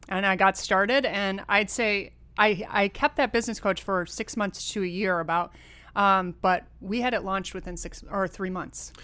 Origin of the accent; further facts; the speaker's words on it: Rochester, New York, United States; moved away; also born or lived in California; born and raised in Rochester, New York